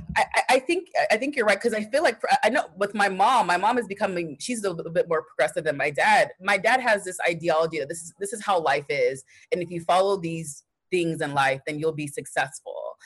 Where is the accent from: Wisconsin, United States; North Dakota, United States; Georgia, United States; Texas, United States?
Texas, United States; I grew up in Texas, but um, my yeah, I was born in Texas